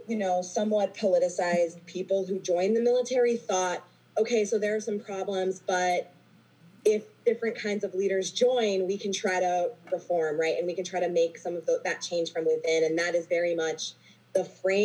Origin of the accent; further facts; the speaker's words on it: Texas, United States; I grew up in Texas in a very patriotic family